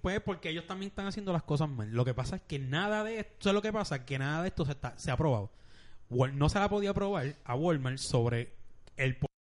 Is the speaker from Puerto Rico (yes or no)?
yes; Bayamón, Puerto Rico; yo soy de Bayamón